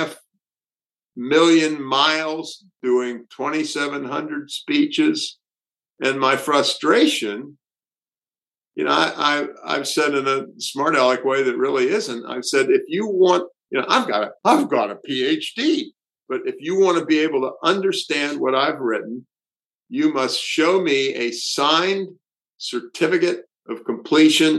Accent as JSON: {"language": "English", "region": "the South", "country": "United States", "tie": "born or raised there", "moved": "yes", "said": "I grew up in the South"}